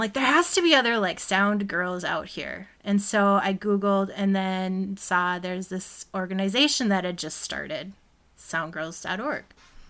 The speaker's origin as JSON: {"language": "English", "town": "Minneapolis", "region": "Minnesota", "country": "United States", "tie": "born or raised there", "also_born_or_lived": "Los Angeles", "moved": "as an adult", "said": "I had a career in my hometown for over 10 years before I went to L.A."}